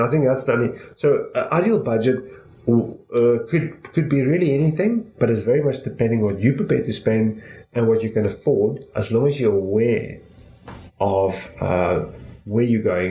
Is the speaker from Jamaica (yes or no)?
no; South Africa; we're from South Africa, so we have South African rands